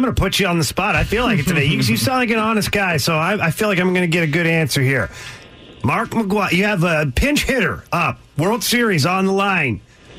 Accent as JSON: {"language": "English", "town": "Ottawa", "region": "Ontario", "country": "Canada", "said": "I'm from Canada, originally from Ottawa, Canada, and I grew up"}